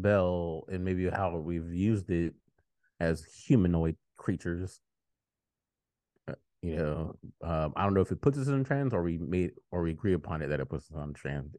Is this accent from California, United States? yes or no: yes; California, United States; I'm like, no, I'm Californian